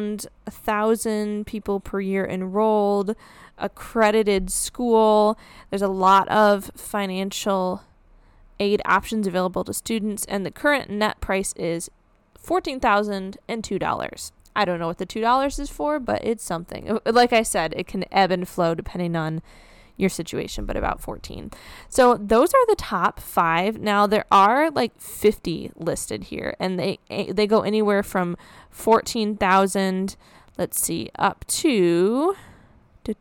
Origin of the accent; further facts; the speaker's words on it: Midwest, United States; I'm from the Midwest